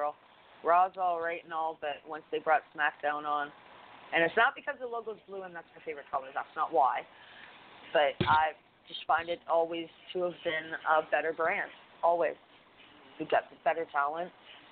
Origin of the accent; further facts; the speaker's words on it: Canada; I'm Canadian.